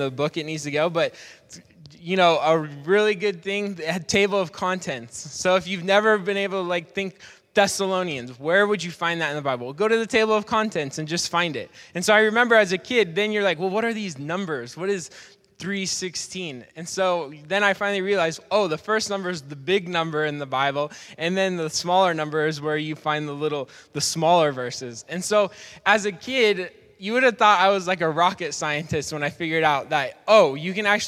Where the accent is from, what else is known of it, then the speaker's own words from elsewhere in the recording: Portland, United States; Growing up in Portland, I went to a church called Portland Christian Center